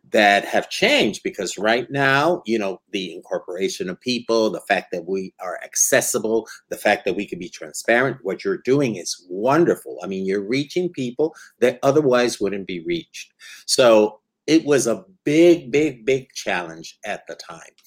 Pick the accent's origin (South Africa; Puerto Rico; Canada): Puerto Rico; also born or lived in New York; so, soy de Puerto Rico. I'm from Puerto Rico, and uh, yeah. uh, and and from New York, of course.